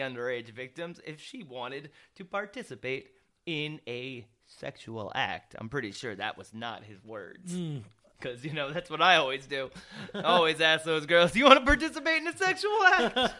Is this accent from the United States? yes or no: yes; Bradenton, Florida, United States; Coming straight from my hometown, Manatee County, Florida. Mm. Bradenton.